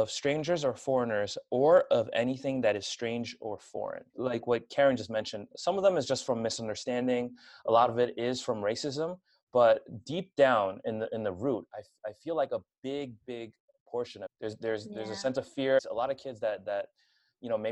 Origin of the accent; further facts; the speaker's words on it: New York, United States; I was born and raised in New York